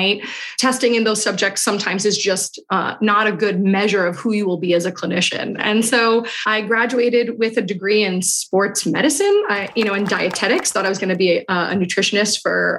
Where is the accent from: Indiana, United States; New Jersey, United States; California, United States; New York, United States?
New York, United States; New York City; I grew up in Queens, New York